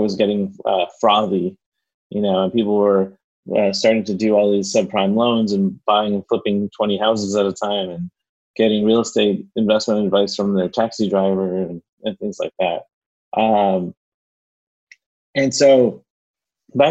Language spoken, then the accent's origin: English; Miami, Florida, United States; I'm a Miami native, which is rare here in Miami